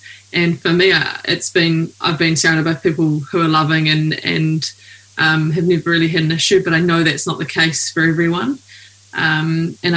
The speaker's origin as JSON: {"language": "English", "country": "New Zealand", "said": "I'm a rower from New Zealand."}